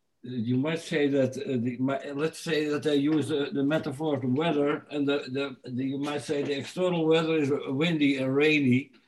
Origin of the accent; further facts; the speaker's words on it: Netherlands; I'm from the Netherlands and I live in the northern part of the Netherlands.